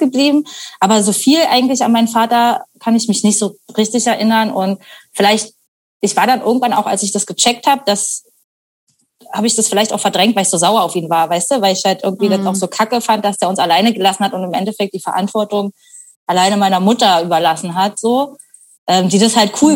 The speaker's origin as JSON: {"language": "German", "town": "Potsdam", "region": "Brandenburg", "country": "Germany", "tie": "born or raised there", "moved": "yes", "lives_now": "Berlin, Germany", "said": "ich bin halt eben auch im Speckgürtel von Berlin aufgewachsen"}